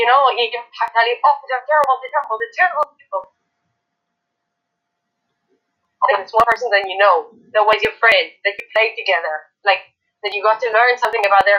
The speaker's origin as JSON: {"language": "English", "town": "Tel Aviv", "region": "Tel Aviv District", "country": "Israel", "said": "I come from Tel Aviv and from a very, very, very left-wing and liberal family"}